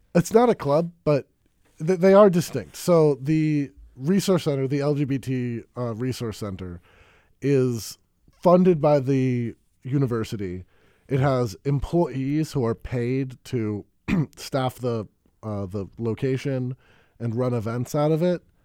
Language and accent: English; Madison, Wisconsin, United States; also born or lived in Baltimore; I moved to Madison when I was six, or my, you know, my parents did. Uh, so I basically grew up in Madison